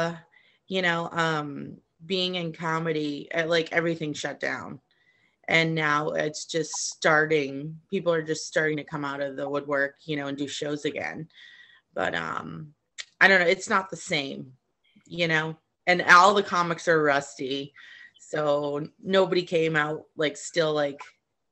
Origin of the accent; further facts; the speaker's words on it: Boston, Massachusetts, United States; now in Los Angeles, United States; I'm from Boston originally